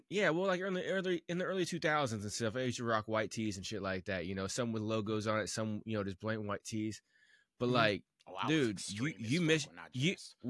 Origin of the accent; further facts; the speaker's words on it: Midwest, United States; I grew up here in the Midwest.